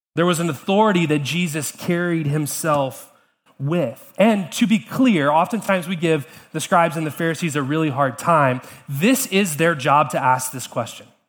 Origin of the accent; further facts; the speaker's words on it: Atlanta, Georgia, United States; now in Charlottesville, United States; growing up in Atlanta